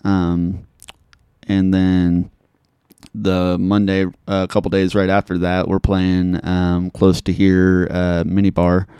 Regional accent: Topeka, Kansas, United States; also born or lived in Manhattan, Kansas; now in Junction City, United States; I grew up, born and raised in Topeka

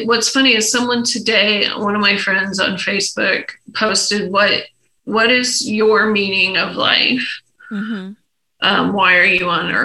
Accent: Egypt; moved away; when I was a young kid growing up in Egypt

